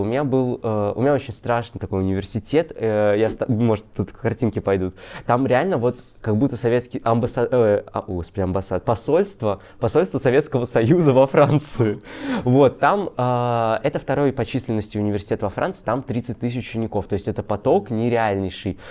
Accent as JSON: {"language": "Russian", "town": "Kaliningrad", "region": "Kaliningrad Oblast", "country": "Russia", "said": "я из Калининграда"}